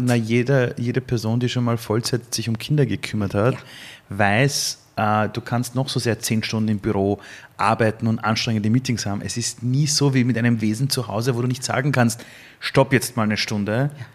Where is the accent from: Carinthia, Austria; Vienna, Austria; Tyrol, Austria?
Vienna, Austria; ich als Wiener